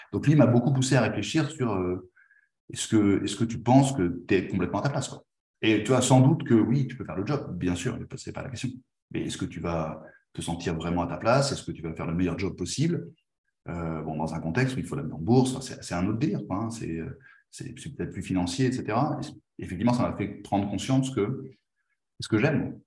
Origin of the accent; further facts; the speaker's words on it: France; moved away as an adult; now in Spain; je suis français, même si je suis espagnol d'adoption maintenant, j'habite en Espagne